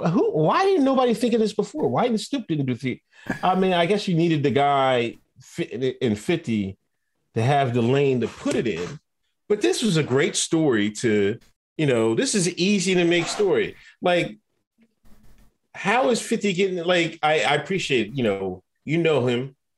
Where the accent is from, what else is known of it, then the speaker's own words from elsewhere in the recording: Exton, Pennsylvania, United States; How can I be the Fed? I told you I'm from Exton, Pennsylvania, man.